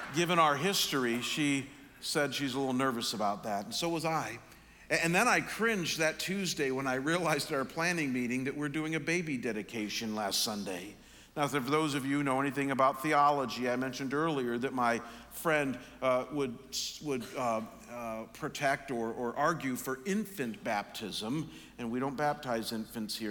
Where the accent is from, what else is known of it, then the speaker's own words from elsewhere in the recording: Chagrin Falls, Ohio, United States; my hometown of Chagrin Falls, Ohio.